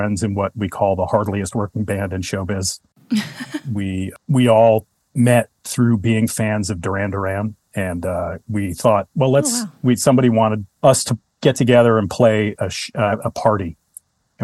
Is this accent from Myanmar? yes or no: no; United States; moved away as an adult; also born or lived in Chicago, Illinois / New York City / Brooklyn / San Francisco; now in Oakland, United States; I was born in Chicago and then moved back to New Jersey when I was little. Lived in New Jersey and just outside of New York City until I was 10. And then my mother moved us to New York